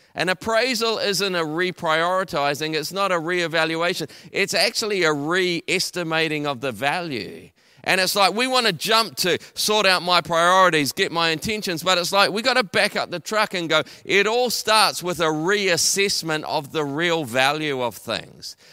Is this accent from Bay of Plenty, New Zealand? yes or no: no; Taranaki, New Zealand; moved away as an adult; also born or lived in Auckland; I'm originally from Taranaki. I came to Auckland to go to university.